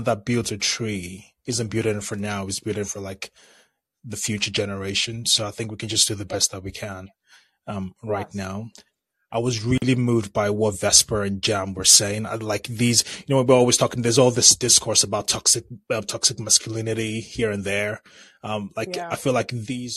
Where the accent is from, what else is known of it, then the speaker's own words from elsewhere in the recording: Nigeria; I'm a Nigerian as well